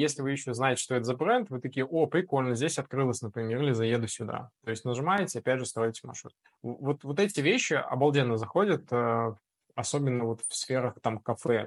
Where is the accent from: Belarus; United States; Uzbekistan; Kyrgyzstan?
Belarus; мы, особенно белорусы, такие ребята, мы ко всему приспосабливаемся